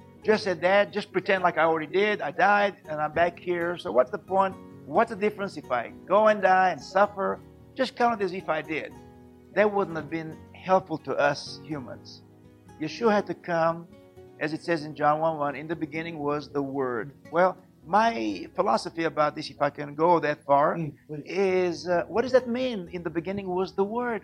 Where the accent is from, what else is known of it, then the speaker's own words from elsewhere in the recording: Israel; born and raised in Israel